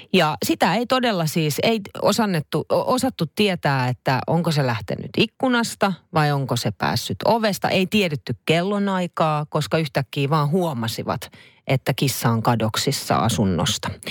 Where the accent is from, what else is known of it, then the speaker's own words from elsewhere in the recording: Finland; me ollaan Suomesta